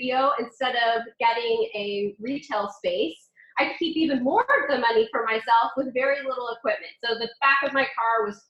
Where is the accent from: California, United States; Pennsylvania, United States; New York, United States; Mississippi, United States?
California, United States; moved away as an adult; now in Washington, D.C. area, United States; I grew up in California